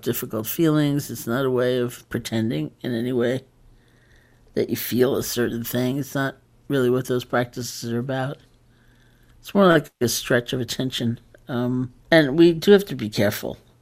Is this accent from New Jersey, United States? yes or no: no; New York, United States; I am a New Yorker